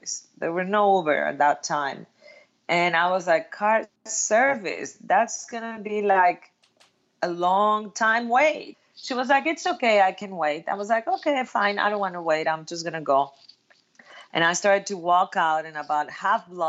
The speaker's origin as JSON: {"language": "English", "country": "Mexico", "also_born_or_lived": "New York, United States / Cancun, Mexico", "moved": "as an adult", "said": "I'm from Mexico. I moved to New York right after college"}